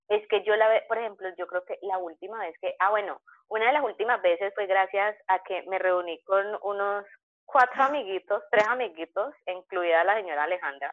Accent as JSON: {"language": "Spanish", "town": "Cali", "region": "Valle del Cauca", "country": "Colombia", "said": "Yo como buena caleña, a mí me gusta bailar"}